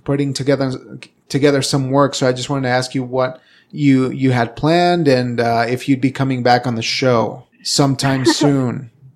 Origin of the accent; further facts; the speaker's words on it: Evanston, Wyoming, United States; also born or lived in Casper, Wyoming; going from, from Evanston where we grew up to, to Casper